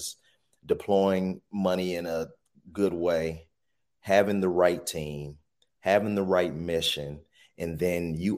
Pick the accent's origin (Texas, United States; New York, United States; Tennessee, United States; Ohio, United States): Ohio, United States; Cleveland; I grew up in Cleveland